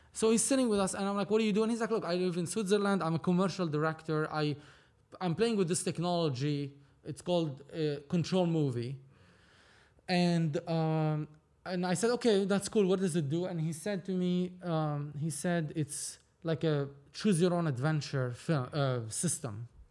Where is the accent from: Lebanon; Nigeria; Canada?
Lebanon; moved away as an adult; now in Los Angeles, United States; I was born and raised in Lebanon